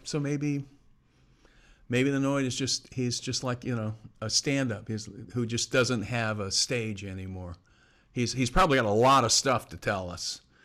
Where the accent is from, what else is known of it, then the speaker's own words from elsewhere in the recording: Florida, United States; moved away as an adult; also born or lived in Bay Area / Southern California / Portland / New York; I'm originally from Florida